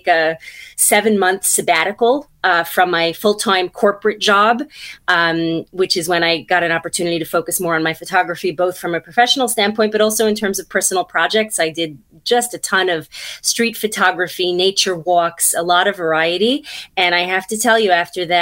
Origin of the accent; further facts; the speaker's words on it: New York City, New York, United States; moved away as an adult; now in New Jersey, United States; I'm from Brooklyn originally.